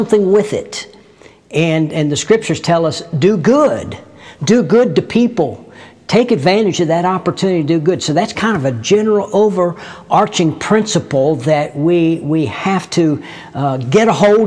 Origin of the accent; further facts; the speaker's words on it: United States; in my case, the United States of America